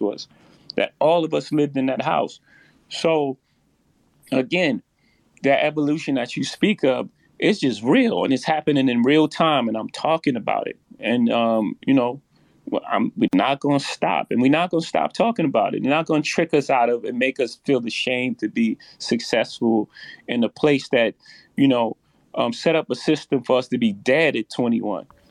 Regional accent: New York City, New York, United States; I come from Marcy projects. In my first house, six fifteen Lexington Avenue, my mo- grandmother's house

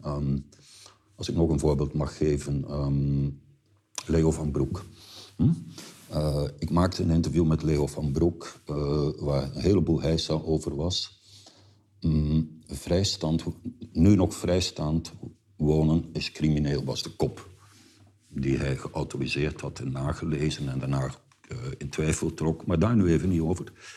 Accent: Flanders, Belgium; moved away; wij als Vlaming

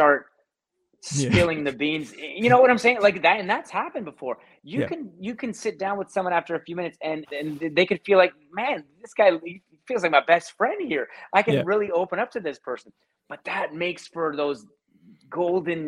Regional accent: Hamilton, Ontario, Canada; moved away as an adult; also born or lived in Toronto; I'm from Hamilton, as you know, originally, but when I made the move to Toronto for my job

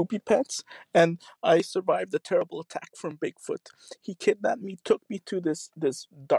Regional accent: Canada; because he found out I was Canadian. So I didn't know I couldn't run for president as a Canadian.

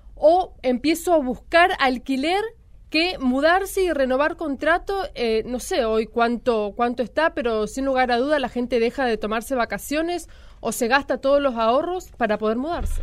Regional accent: Chaco, Argentina; now in Buenos Aires, Argentina; yo soy de Chaco y cuando vine a Capital Federal

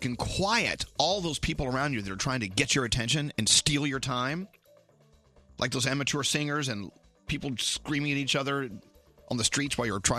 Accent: Dallas, Texas, United States; now in New Jersey, United States; They started in my hometown, Dallas, back in 1986

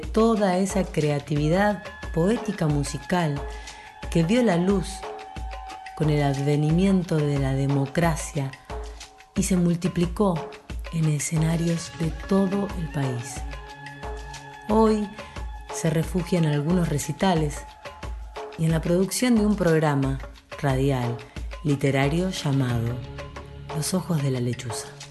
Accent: Ingeniero Luiggi, La Pampa, Argentina; la Maruja, de donde nací yo, en Ingeniero Luigi, La Pampa, al norte de la provincia

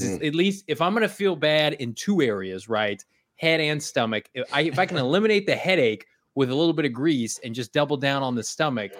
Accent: Bloomington, Illinois, United States; moved away; my hometown of Bloomington, Illinois

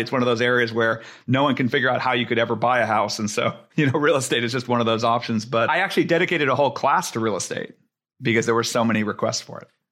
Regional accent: Silicon Valley, California, United States; I grew up in Silicon Valley.

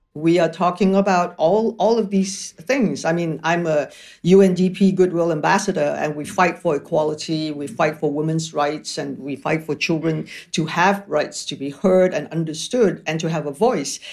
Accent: Malaysia; moved away; also born or lived in Paris, France / Toronto, Canada; I'm from Malaysia. So Malaysia really is my main residence

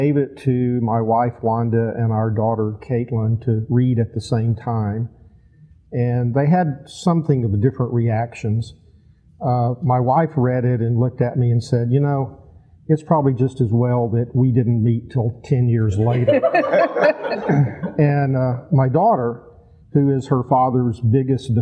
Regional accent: Texas, United States; moved away as an adult; now in Rye, United States; I came from Texas, born and raised

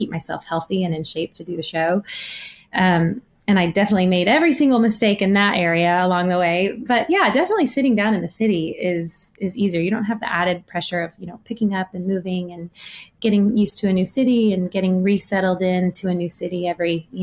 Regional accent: Friendswood, Texas, United States; moved away; I grew up in Texas, but in a town called Friendswood, which is kind of right smack in the middle of Galveston and Houston on the Gulf Coast of Texas

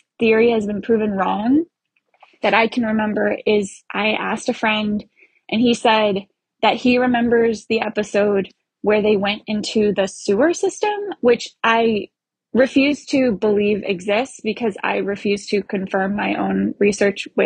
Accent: New Hampshire, United States; I'm from New Hampshire

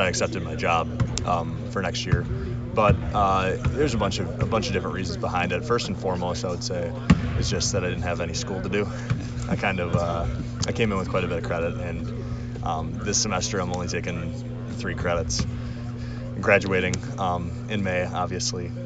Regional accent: Appleton, Wisconsin, United States; I'm a kid from Wisconsin. I'm from Appleton. Grew up playing three sports

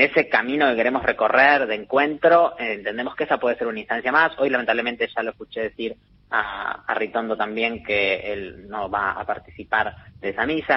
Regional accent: Argentina

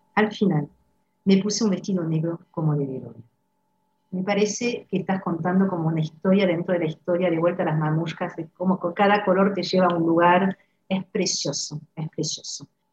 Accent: France; now in Argentina; como francesa

